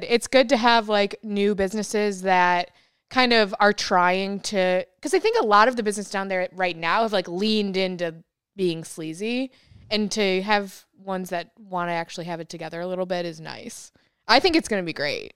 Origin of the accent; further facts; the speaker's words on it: upstate New York, United States; now in Austin, United States; I'm from New York